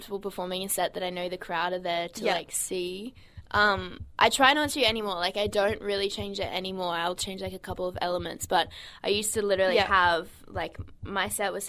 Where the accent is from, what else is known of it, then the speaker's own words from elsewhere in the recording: Brisbane, Queensland, Australia; Brisbane's my hometown